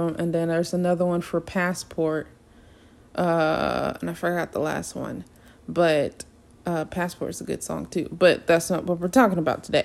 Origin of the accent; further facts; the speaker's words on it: the South, United States; accent: southern; my southern accent is coming out today